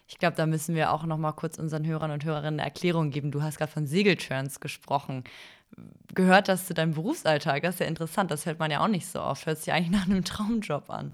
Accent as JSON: {"language": "German", "town": "Eutin", "region": "Schleswig-Holstein", "country": "Germany", "tie": "born or raised there", "said": "Wir sitzen hier im wunderschönen Eutin, das ist auch mein Heimatort"}